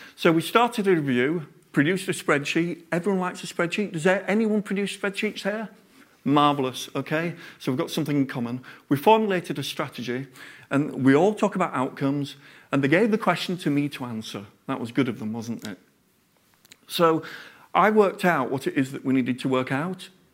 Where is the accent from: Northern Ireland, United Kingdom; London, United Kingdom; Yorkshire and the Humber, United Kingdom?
Yorkshire and the Humber, United Kingdom; I'm a Yorkshireman